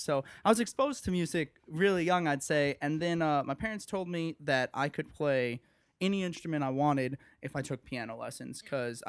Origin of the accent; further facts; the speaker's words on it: Okemos, Michigan, United States; moved away as an adult; now in Evanston, United States; I was born in Okemos, Michigan, which is right outside of East Lansing, Michigan